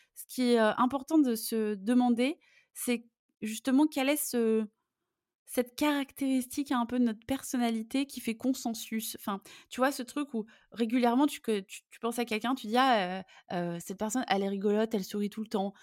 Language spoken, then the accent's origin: French; Lyon, Auvergne-Rhône-Alpes, France; moved away as an adult; also born or lived in Italy; je suis lyonnaise et je suis passionnée par ma ville